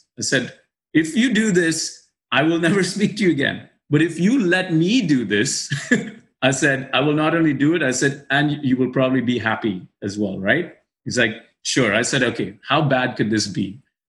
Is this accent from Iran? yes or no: no; Dubai, United Arab Emirates; by virtue of growing up in Dubai, you know people, your friends, your best friends have all grown up.